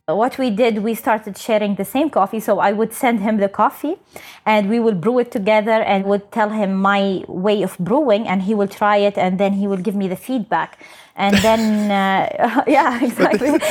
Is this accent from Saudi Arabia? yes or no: yes; Saudi Arabia; I'm from Saudi Arabia. So I'm the first Saudi to represent uh, my country